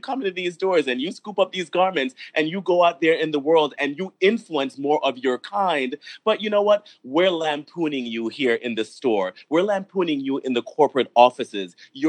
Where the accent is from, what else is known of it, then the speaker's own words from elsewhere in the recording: New York, United States; I grew up in the New York hardcore skinhead scene back in the early 80s.